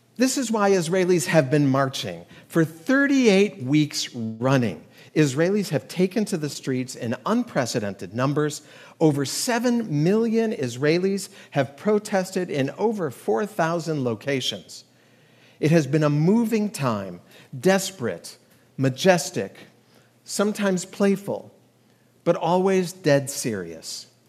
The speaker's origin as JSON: {"language": "English", "country": "United States", "said": "We as American Jews"}